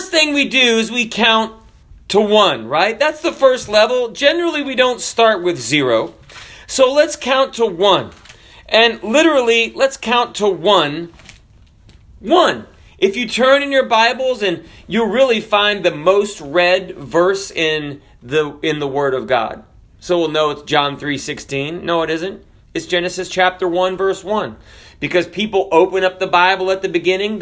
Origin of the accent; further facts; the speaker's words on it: the South, United States; I'm from the South